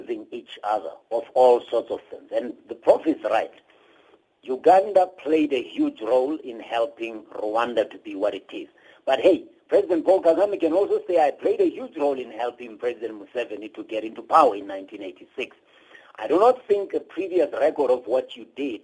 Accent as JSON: {"language": "English", "country": "South Africa", "said": "I'm a South African"}